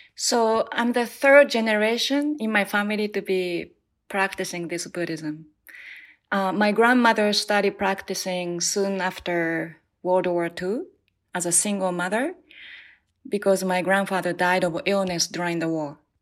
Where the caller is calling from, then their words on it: New Jersey, United States; I'm calling from New Jersey